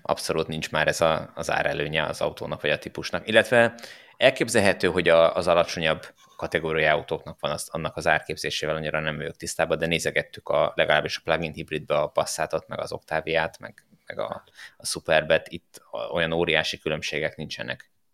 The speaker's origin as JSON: {"language": "Hungarian", "country": "Hungary"}